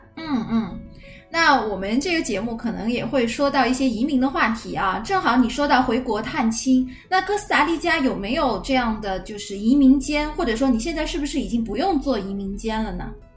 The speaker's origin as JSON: {"language": "Chinese", "country": "China", "said": "我们都是中国人"}